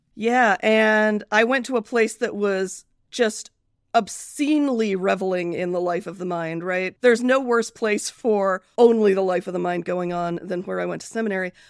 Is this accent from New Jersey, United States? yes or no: no; Akron, Ohio, United States; also born or lived in Britain; I grew up mostly in Akron, Ohio